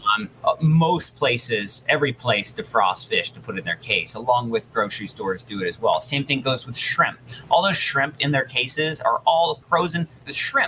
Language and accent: English; Sandpoint, Idaho, United States; my hometown in Sandpoint, which is northern Idaho